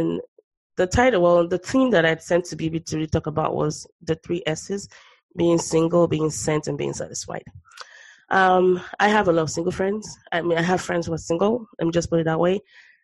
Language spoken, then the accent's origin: English; Nigeria; I grew up in Nigeria